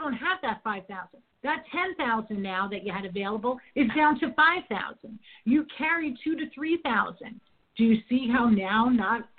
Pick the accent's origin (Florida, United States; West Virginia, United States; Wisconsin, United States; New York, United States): New York, United States; I'm from New York